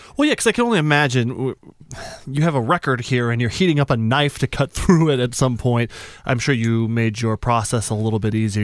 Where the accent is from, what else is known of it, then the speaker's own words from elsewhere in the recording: New Mexico, United States; moved away; also born or lived in Tucson, Arizona; I'm from New Mexico originally